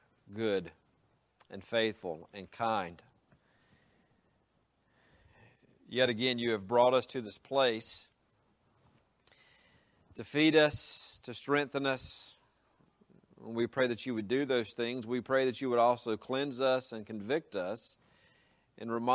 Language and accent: English; South Carolina, United States; now in Georgia, United States; I came into my home state